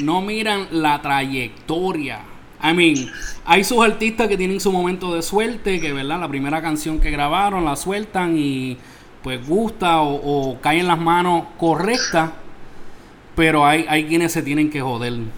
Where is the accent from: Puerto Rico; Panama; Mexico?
Puerto Rico; Isabela; es de Puerto Rico, de mi pueblo, Isabela